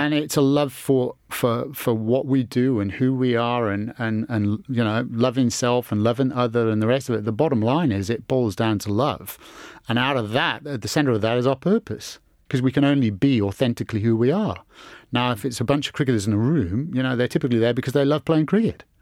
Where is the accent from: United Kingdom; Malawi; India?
United Kingdom; England; growing up in England